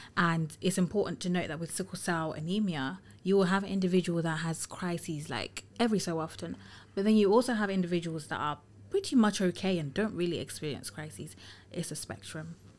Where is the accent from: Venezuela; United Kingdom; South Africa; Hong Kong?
United Kingdom; London; also born or lived in Tottenham / Finsbury Park; I'm a London girl through and through, born and raised in London